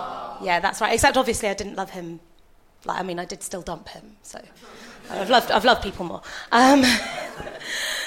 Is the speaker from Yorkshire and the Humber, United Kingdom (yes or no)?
yes; Yorkshire and the Humber, United Kingdom; I grew up in Yorkshire